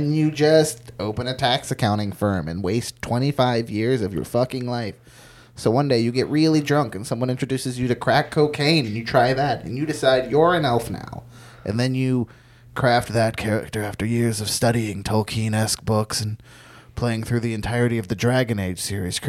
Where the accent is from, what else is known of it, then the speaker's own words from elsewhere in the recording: West Virginia, United States; I grew up in West Virginia